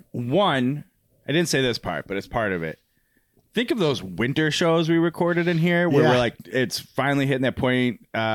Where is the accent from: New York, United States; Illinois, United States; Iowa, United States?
Illinois, United States; Crystal Lake; I'm from Crystal Lake.